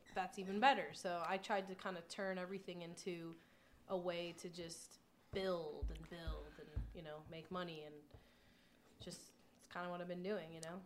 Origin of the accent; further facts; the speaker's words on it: Long Island, New York, United States; moved away; I'm originally from Long Island